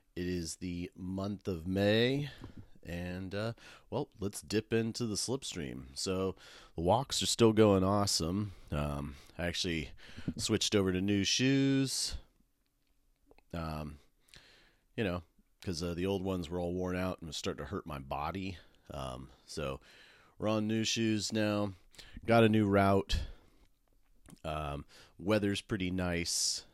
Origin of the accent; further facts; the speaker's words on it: Medford, Oregon, United States; now in Portland, United States; I grew up in Medford